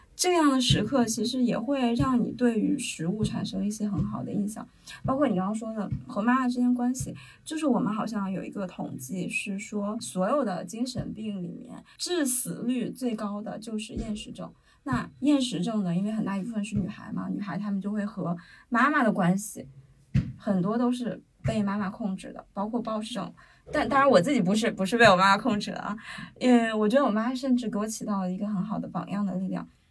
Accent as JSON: {"language": "Chinese", "town": "Handan", "region": "Hebei", "country": "China", "said": "我们邯郸人"}